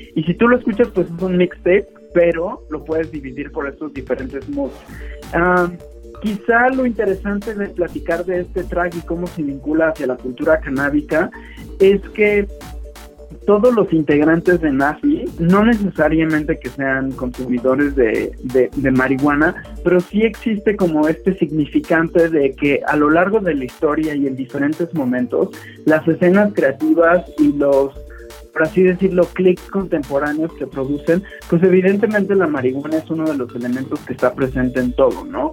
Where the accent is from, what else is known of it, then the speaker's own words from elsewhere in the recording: Mexico; siendo un estudiante mexicano